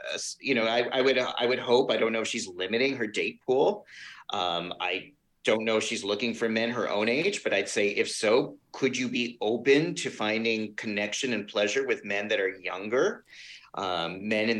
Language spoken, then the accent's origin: English; New York, United States; I'm a New Yorker